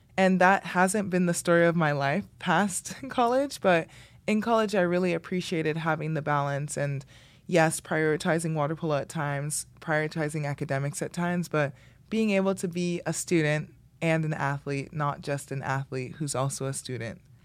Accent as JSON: {"language": "English", "town": "Miami", "region": "Florida", "country": "United States", "tie": "born or raised there", "moved": "yes", "said": "I grew up in the Redlands"}